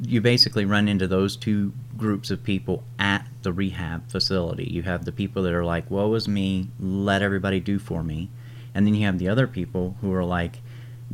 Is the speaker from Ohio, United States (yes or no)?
yes; Oak Hill, Ohio, United States; I'm from Oak Hill, Ohio.